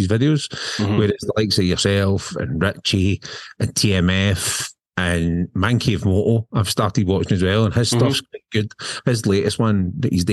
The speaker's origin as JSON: {"language": "English", "region": "Scotland", "country": "United Kingdom", "said": "we're two Scottish guys"}